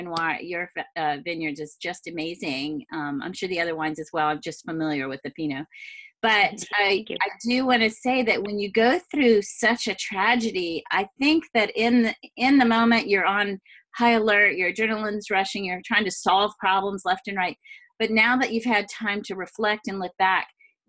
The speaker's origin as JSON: {"language": "English", "region": "Louisiana", "country": "United States", "moved": "yes", "lives_now": "West Coast, United States", "said": "I come from Louisiana, and we suffer hurricanes."}